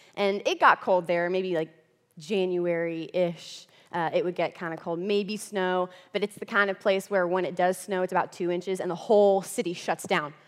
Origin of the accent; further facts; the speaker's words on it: central Florida, United States; moved away as an adult; also born or lived in Texas; now in Kentucky, United States; I am from Florida, okay? That's where I grew up originally, okay? Florida girl, center Florida